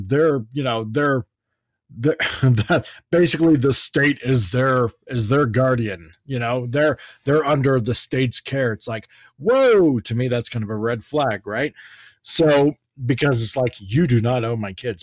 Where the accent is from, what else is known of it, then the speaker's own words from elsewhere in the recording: Canada; my perspective as a Canadian looking at America, but also our experiences up here in Canada where we do have gun control